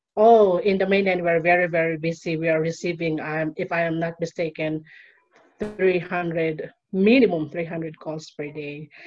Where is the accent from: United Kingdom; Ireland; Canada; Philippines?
Philippines; moved away as an adult; now in Peru; living now in Peru and I'm from Philippines. I've been living here in Peru for more than five years